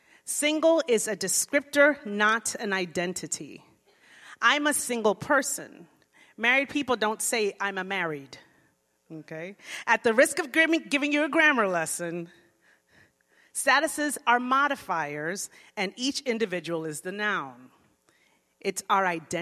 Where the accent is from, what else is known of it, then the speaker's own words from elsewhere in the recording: Florida, United States; moved away as an adult; also born or lived in Jamaica; now in Riverside, United States; I grew up in Florida